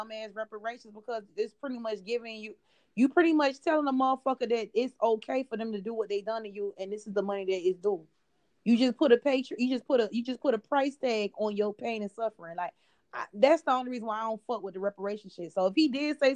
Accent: Miami, Florida, United States; I'm from Miami

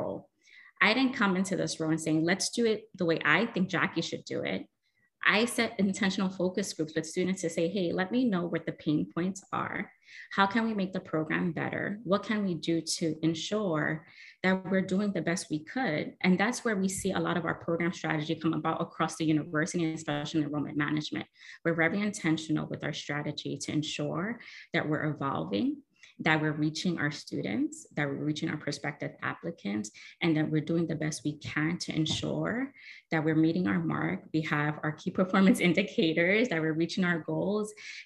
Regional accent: New York City, New York, United States; I am that kid from Brooklyn that was low income

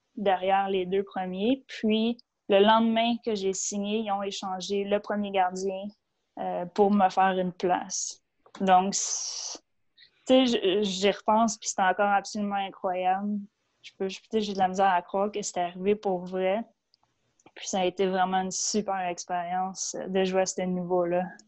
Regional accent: Boisbriand, Quebec, Canada; j'ai grandi à Boisbriand, sur la rive nord. Donc, à quatre ans, on est déménagé

